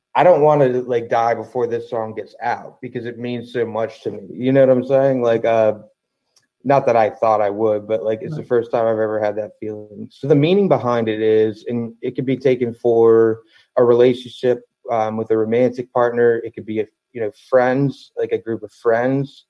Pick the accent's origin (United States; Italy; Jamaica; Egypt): United States; Baltimore/DC area, Maryland; also born or lived in Toledo, Ohio; I've been uh, in the Baltimore slash DC area, in between in the suburb, um, since then. So 32, 30, yeah, 32 and a half years